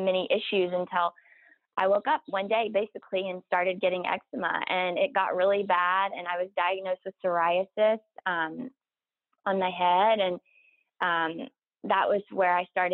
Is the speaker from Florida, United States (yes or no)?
no; South Carolina, United States; moved away as an adult; I'm from South Carolina. And I went to college in South Carolina